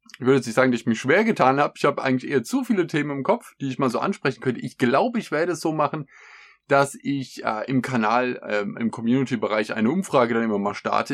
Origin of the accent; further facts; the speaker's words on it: Germany; bei uns in Deutschland